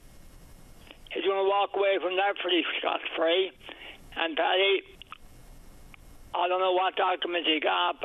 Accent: Newfoundland and Labrador, Canada

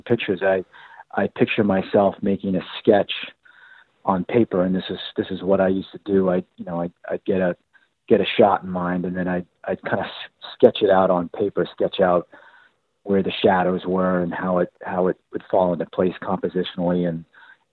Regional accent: Boston, Massachusetts, United States; I grew up in Boston, in Cambridge and Dorchester

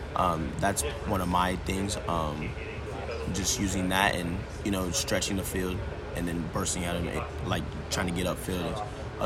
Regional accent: Lawrence, Kansas, United States; it's definitely awesome feeling being in my hometown playing here.

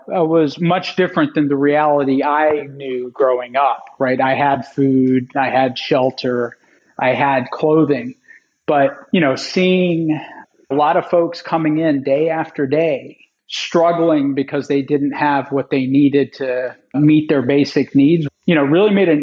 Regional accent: Little Rock, Arkansas, United States; moved away as an adult; also born or lived in Nashville, Tennessee; I grew up in Little Rock, Arkansas

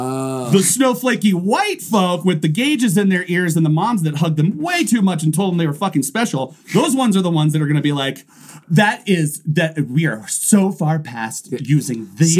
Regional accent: Durango, Colorado, United States; I'm Native, and I love my culture. I love this sign. Never once did I see this sign as negative growing up in Durango.

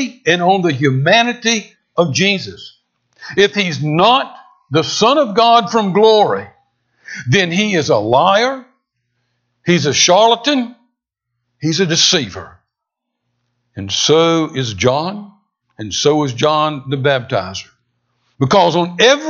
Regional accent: San Diego, California, United States; I was born in San Diego, California

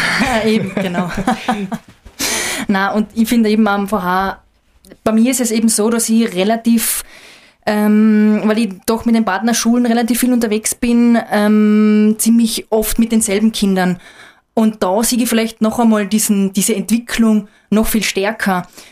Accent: Austria; Ich bin ähm, in der Nationalpark Hohe Dauernregion aufgewachsen

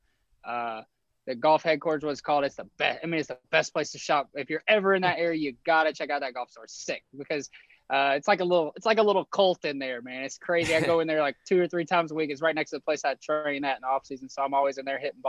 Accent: Southern Indiana, United States; I'm from 15 minutes from there. I'm from Southern Indiana. So like I've grew up a huge Louisville fan

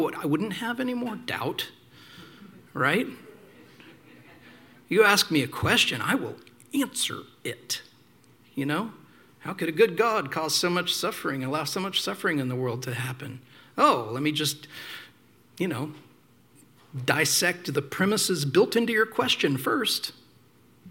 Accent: small town Indiana, United States; I also started going to this charismatic church down the street because in small town Indiana, there weren't a lot of choices

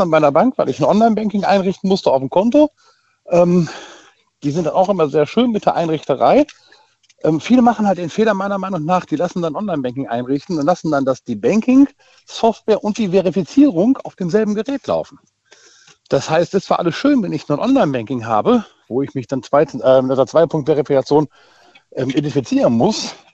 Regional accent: Rhineland-Palatinate, Germany; aus Achso. Westerwald und bin aber gerade auch in Siegburg angekommen.

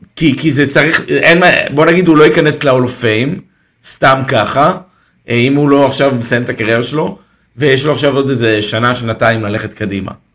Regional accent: Israel; אנחנו כישראלים

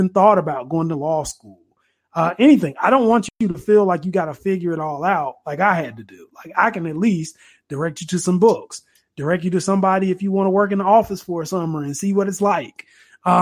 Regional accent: Durham, North Carolina, United States; growing up in Durham and being very low income

